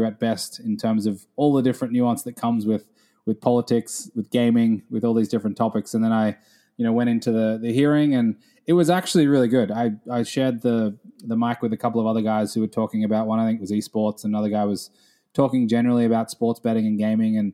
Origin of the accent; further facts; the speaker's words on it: Australia; moved away as an adult; now in New York, United States; growing up in Australia